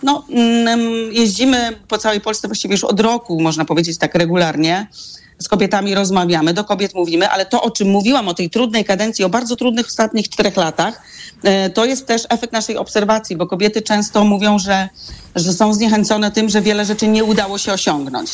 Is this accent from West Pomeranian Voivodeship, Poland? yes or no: yes; Gryfino, West Pomeranian Voivodeship, Poland; Ja pochodzę z Gryfina, miasta na granicy polsko-niemieckiej w województwie zachodniopomorskim